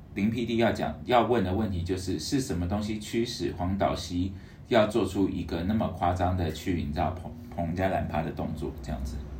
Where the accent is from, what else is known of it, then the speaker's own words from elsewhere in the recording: Taiwan; 作为台湾人